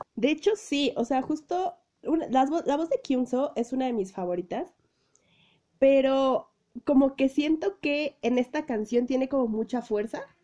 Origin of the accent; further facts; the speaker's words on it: Mexico; soy de México